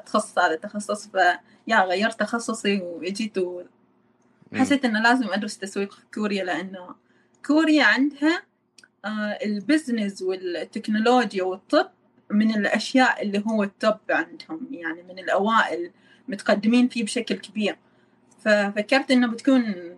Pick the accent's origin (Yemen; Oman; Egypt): Oman; moved away as an adult; now in Busan, South Korea; انا من عمان